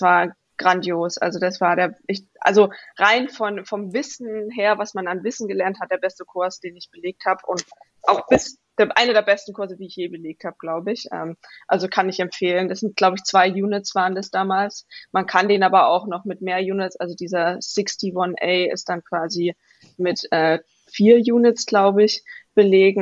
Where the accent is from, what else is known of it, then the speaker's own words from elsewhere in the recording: Vogtland, Saxony, Germany; moved away as an adult; now in Stanford, United States; ich bin im Vogtland in Sachsen aufgewachsen